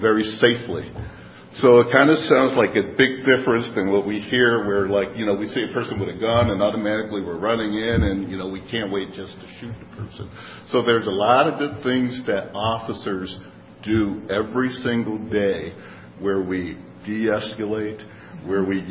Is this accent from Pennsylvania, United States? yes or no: yes; Philadelphia, Pennsylvania, United States; now in Madison, United States; I grew up in Philadelphia